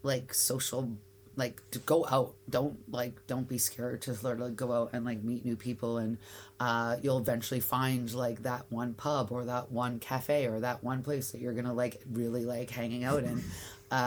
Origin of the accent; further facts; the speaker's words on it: Canada; I'm like, I'm Canadian.